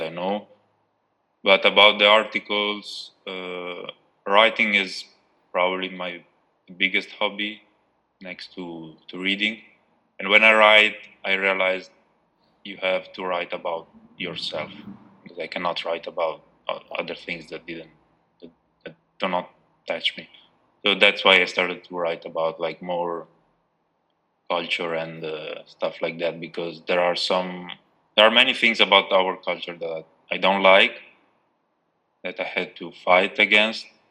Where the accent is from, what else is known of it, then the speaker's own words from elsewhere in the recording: Italy; moved away as an adult; also born or lived in Kosovo; now in Germany; I was born in Kosovo and I left when I was two years old. Yeah, we moved uh, we moved to Italy. Then in Italy, yeah, I grew up in Italy. I lived there for uh, something like 20 years. Then we moved to Germany. I've been living in Germany for seven years now